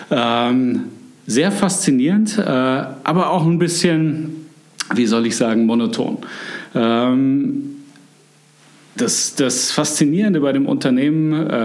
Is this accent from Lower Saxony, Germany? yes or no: no; Munich, Bavaria, Germany; ich bin eigentlich wieder in meiner Heimatstadt. Äh, ich bin in München aufgewachsen.